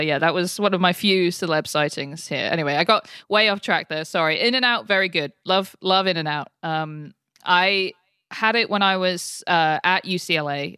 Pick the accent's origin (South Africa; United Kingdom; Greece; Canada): United Kingdom; moved away as an adult; now in United States; as a Brit who's been in America for almost ten years now